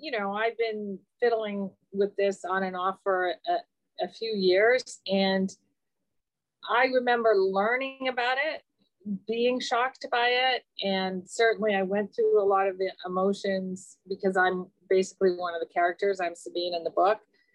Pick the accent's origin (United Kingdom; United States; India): United Kingdom; England; I was born in England.